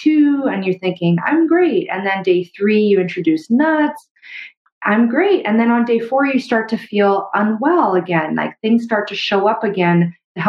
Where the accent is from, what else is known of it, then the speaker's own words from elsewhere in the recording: Canada; I'm a Canadian medical doctor